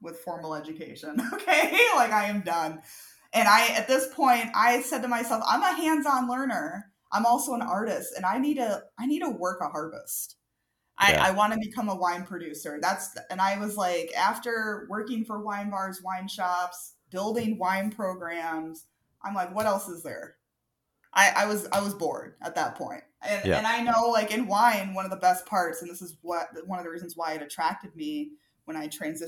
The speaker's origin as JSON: {"language": "English", "region": "Wisconsin", "country": "United States", "also_born_or_lived": "Minnesota / Ohio", "moved": "yes", "said": "I'm originally from Wisconsin"}